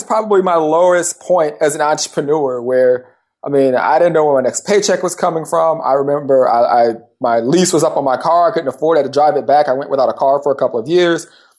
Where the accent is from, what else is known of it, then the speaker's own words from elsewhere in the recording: California, United States; Yeah, I'm from Southern California. I grew up in Southern California, the Orange County area.